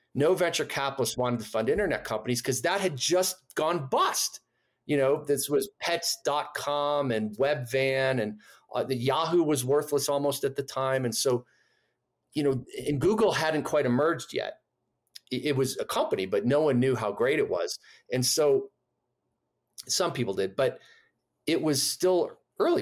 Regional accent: Chicago, Illinois, United States; moved away as an adult; I grew up in Chicago

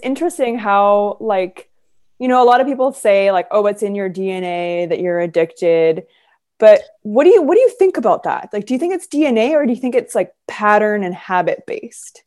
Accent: Vancouver, British Columbia, Canada; moved away as an adult; also born or lived in Los Angeles; I'm originally from Vancouver and my family is all here

